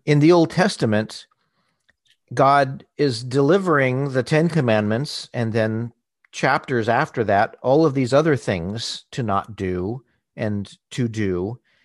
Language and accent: English; Southern California, United States; I grew up in Southern California